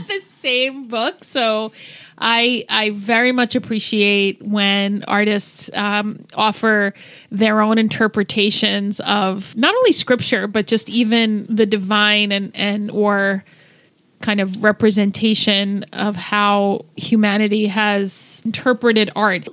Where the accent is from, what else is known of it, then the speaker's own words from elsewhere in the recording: New Jersey, United States; now in Seattle, United States; I grew up in Jersey